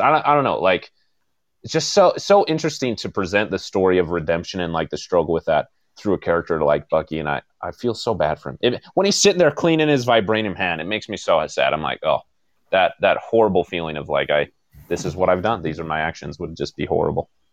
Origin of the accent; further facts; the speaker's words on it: United States; I'm an American